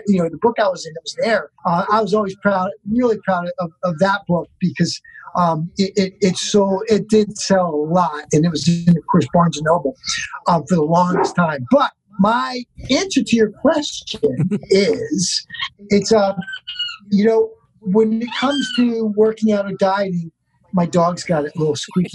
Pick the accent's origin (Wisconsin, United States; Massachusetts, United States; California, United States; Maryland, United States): Maryland, United States; Baltimore; I'm from Baltimore.